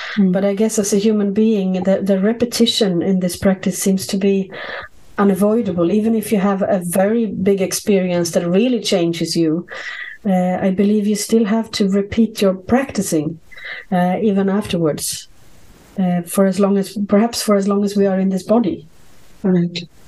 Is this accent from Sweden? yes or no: yes; Sweden; I grew up in Sweden